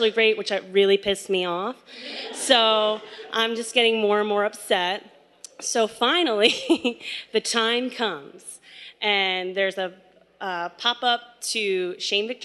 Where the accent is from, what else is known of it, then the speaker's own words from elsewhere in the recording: just outside of Philadelphia, Pennsylvania, United States; I was born and raised just outside of Philadelphia in a very strict Roman Catholic family